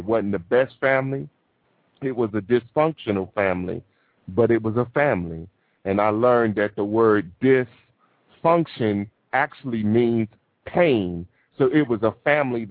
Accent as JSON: {"language": "English", "town": "New York City", "region": "New York", "country": "United States", "tie": "born or raised there", "said": "my entire life growing up in Brooklyn, New York"}